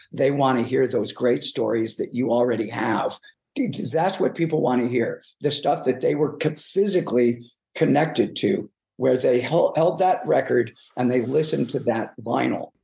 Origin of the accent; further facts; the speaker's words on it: Chicago, Illinois, United States; moved away; I'm originally from South Side of Chicago